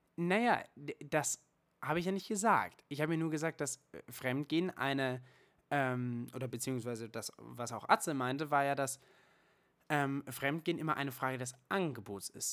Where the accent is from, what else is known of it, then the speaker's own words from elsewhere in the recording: Germany; bei uns in Deutschland